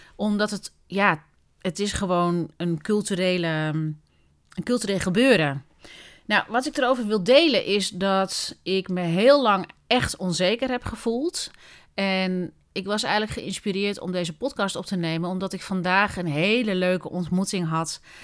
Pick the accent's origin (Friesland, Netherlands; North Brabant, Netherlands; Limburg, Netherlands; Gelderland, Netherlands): Gelderland, Netherlands; Doetinchem; Ik ben opgegroeid in Doetinchem, of all places, in de Achterhoek.